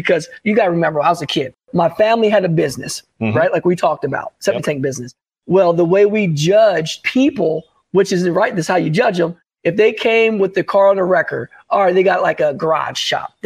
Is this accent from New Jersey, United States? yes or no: yes; Englishtown, New Jersey, United States; Englishtown, New Jersey, my hometown track